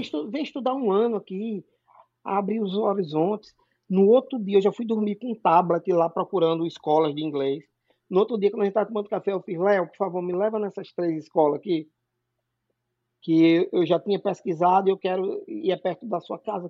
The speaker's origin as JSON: {"language": "Portuguese", "town": "Natal", "region": "Rio Grande do Norte", "country": "Brazil", "moved": "as an adult", "lives_now": "Massachusetts, United States", "said": "eu sou nordestino, com muito orgulho, eu sou de Natal, no Rio Grande do Norte"}